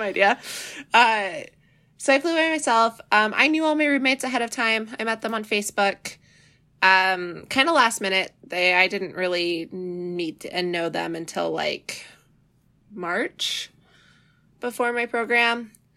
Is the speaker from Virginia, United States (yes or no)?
no; Seattle area, Washington, United States; I'm from the Seattle area